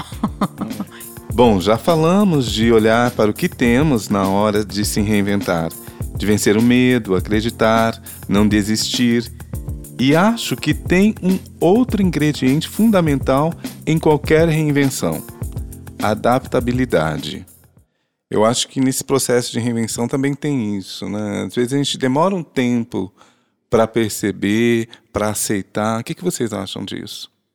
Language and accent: Portuguese; Londrina, Paraná, Brazil; Nasci em Londrina, estudei em Londrina, casei em Londrina